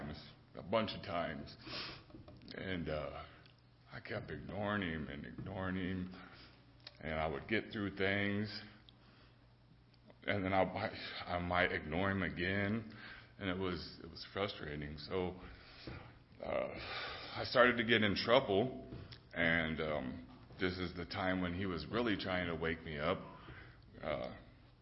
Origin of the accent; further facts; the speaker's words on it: Fort Wayne, Indiana, United States; I grew up here in Fort Wayne